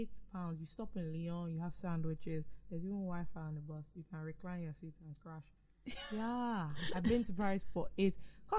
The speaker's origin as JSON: {"language": "English", "country": "United Kingdom", "said": "Well, I don't have this problem. Like I said, I'm British."}